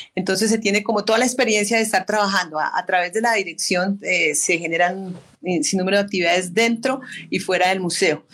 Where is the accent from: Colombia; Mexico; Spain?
Colombia; Zipaquirá, Cundinamarca; en mi caso, donde nací, donde me desempeño y pues donde sigo pues con todo el compromiso y el cariño por la ciudad de Zipaquirá